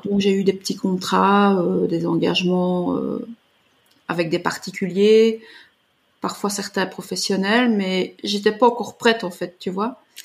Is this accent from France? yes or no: no; Belgium; je suis originaire de Belgique